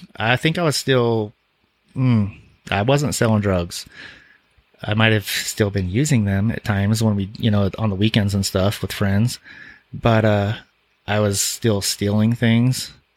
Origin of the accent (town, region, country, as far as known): Salt Lake City, Utah, United States; born or raised there